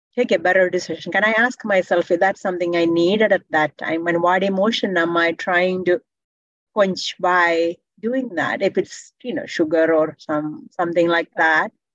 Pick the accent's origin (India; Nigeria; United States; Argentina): India; now in Canada; I'm from India, tropical weather